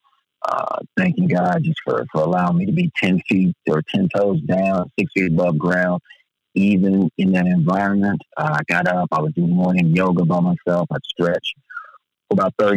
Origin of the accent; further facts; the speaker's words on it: United States; I was born in America